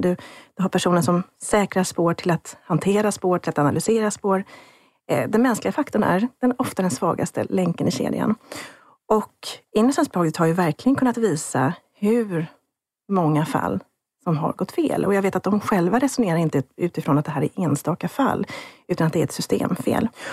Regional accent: Sweden; jag som svensk forskare

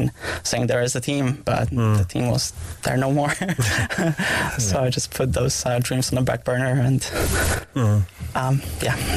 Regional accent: Gdańsk, Pomeranian Voivodeship, Poland; now in Cork, Ireland; In Poland. I'm from Gdańsk, the mm-hmm. very north part of Poland.

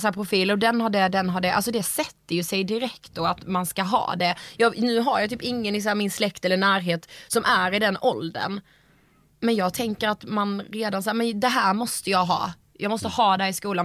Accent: Karlshamn, Blekinge, Sweden; vi är ju från Karlshamn

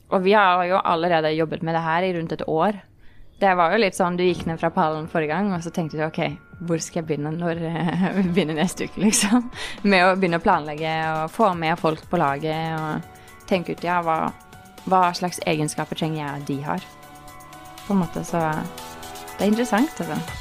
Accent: Oslo, Norway; jeg kommer fra Oslo, fra Ekeberg. Ja. Eh, vokste opp i en eh, veldig vanlig familie

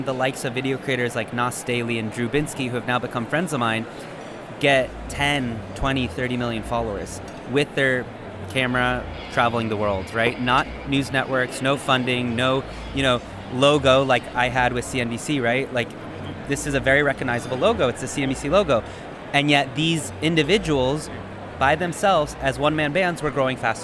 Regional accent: United States; moved away as an adult; an American who moved abroad in 2016

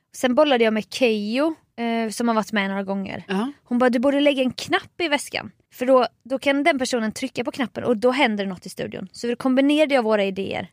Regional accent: Småland, Sweden; som smålänning

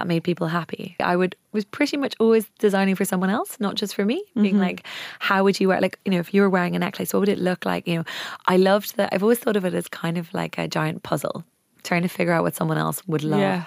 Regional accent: Wicklow, Leinster, Ireland; I was brought up in Wicklow.

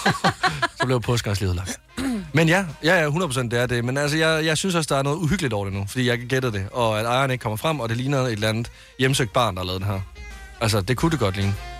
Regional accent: Varde, Southern Denmark, Denmark; jeg kommer fra Varde i Vestjylland.

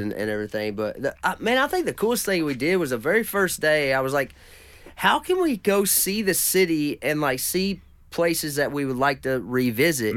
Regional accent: Caneyville, Kentucky, United States; I'm from a little town called Caneyville, which is just right down the road from there

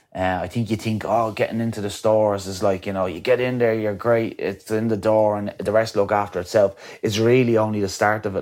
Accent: County Wicklow, Ireland; coming from my hometown

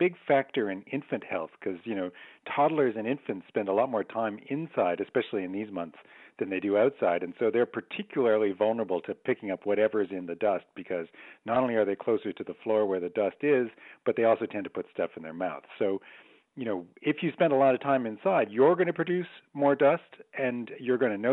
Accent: Canada; I'm Canadian

